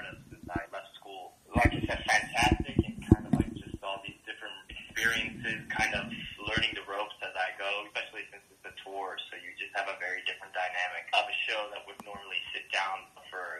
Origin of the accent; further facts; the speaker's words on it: Colombia; now in New York, United States; I was born in Colombia and then basically came to New York and came from a very Latino family